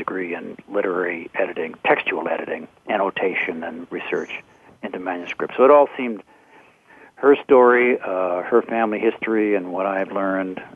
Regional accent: Boston, Massachusetts, United States; I was born in Boston

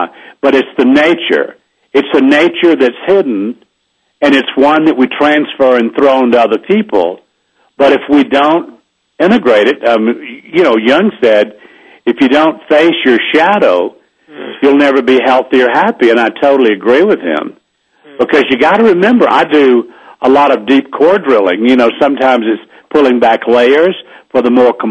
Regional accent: the South, United States; I grew up in the South

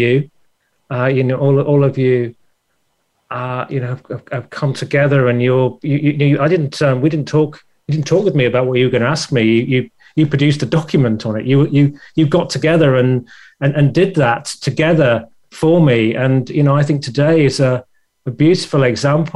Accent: England, United Kingdom; accent: English; my English, my accent

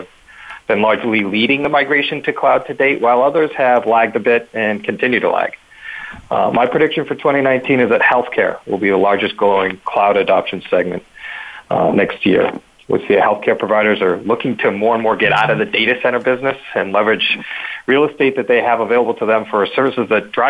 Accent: Boston, Massachusetts, United States; I'm from Boston, from the Northeast

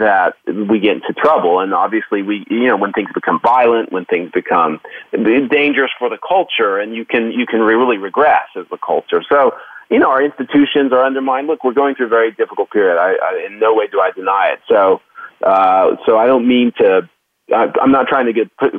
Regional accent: Oklahoma, United States; I grew up in Oklahoma

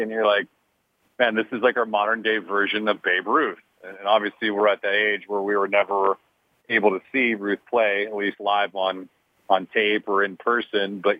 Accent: Los Angeles, California, United States; I grew up in Los Angeles

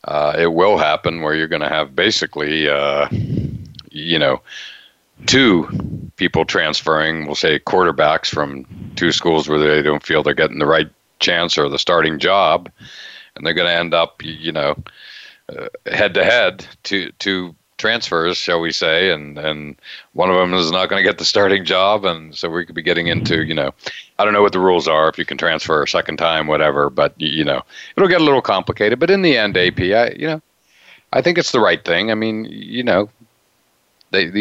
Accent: near Penn State, Pennsylvania, United States; I grew up near Penn State

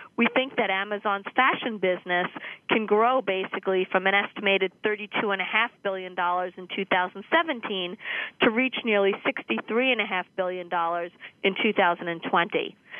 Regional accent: New York, United States; born or raised there

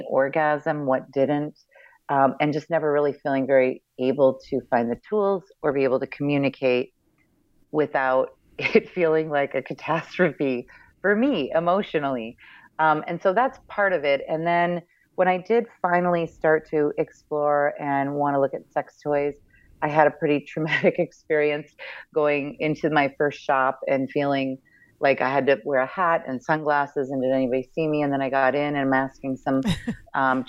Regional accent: Midwest, United States; I come from the Midwest and was raised in a very religious upbringing

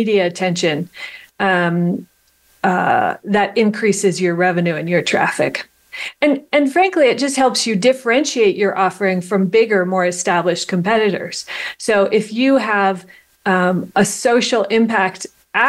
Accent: Ohio, United States; I was born in Ohio.

